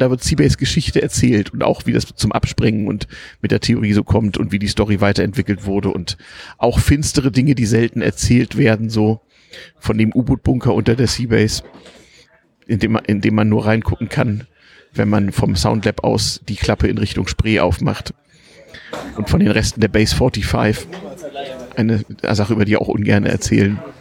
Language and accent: German; Harz, Lower Saxony, Germany; Ich bin nämlich im Harz aufgewachsen